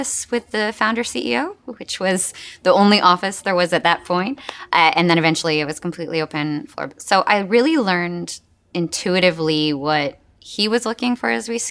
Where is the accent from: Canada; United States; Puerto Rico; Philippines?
Canada; moved away as an adult; also born or lived in United Kingdom; I grew up in Canada